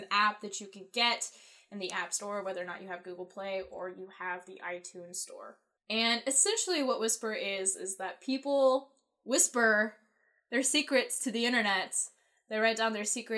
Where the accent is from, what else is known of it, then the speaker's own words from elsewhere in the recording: Herington, Kansas, United States; I'm not from Wichita, I'm from a town called Harrington, but I do have family in Wichita